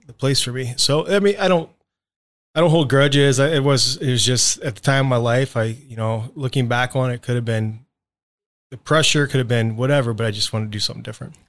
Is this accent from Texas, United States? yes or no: no; Indiana, United States; moved away as an adult; also born or lived in Ohio; I was born in Ohio. I lived in Ohio two thousand fourth grade, then we moved to Indiana